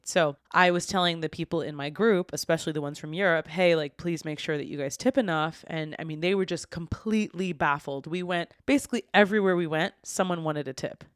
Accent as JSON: {"language": "English", "country": "United States", "said": "I'm from the United States"}